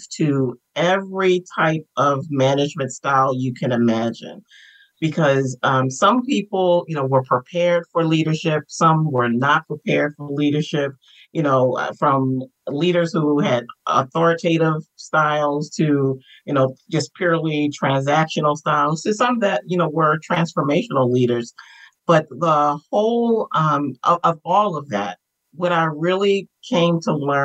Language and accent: English; Baltimore, Maryland, United States; I am born and raised in Baltimore, Maryland